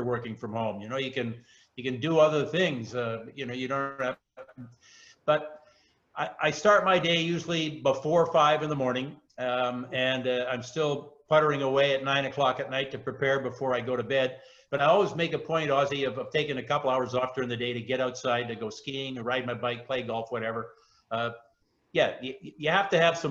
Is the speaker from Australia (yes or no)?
no; Chilliwack, British Columbia, Canada; now in Vancouver Island, Canada; I was born in Chilliwack. I grew up on a farm there.